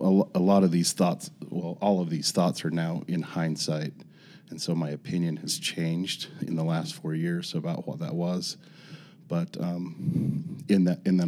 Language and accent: English; Salt Lake City, Utah, United States; I was born and raised in Salt Lake City